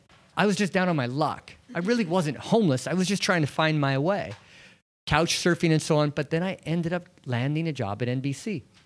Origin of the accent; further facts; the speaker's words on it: Portland, Oregon, United States; I grew up in Portland, North Portland, educated here, went to school here, built a business here, married my wife, and raised my children here.